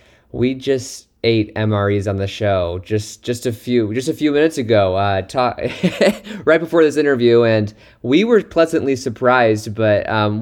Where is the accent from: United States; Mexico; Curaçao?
United States; Nebraska; I'm from Nebraska myself